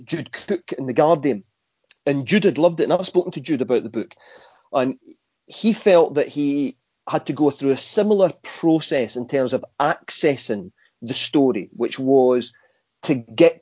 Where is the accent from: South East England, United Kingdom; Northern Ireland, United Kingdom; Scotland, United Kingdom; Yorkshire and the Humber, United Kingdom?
Scotland, United Kingdom; being Scottish